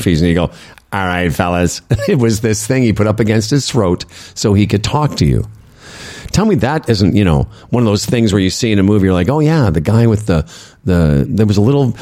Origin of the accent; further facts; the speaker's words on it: Moose Jaw, Saskatchewan, Canada; I grew up on Moose Jaw when I first started playing beside the sand greens